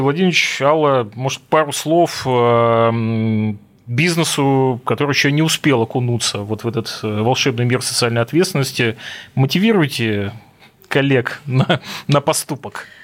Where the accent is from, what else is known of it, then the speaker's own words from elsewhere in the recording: Russian Far East, Russia; я как дальневосточник